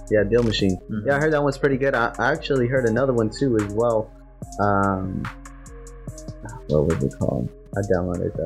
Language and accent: English; South Side, Oklahoma, United States; I grew up in the South Side.